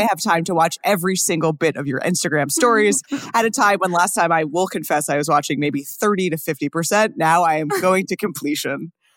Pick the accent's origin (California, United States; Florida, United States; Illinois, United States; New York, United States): New York, United States; I'm from New York